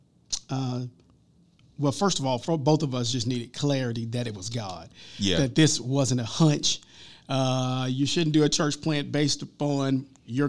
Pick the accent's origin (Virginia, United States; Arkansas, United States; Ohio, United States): Arkansas, United States; Forrest City; moved away; I was from Forrest City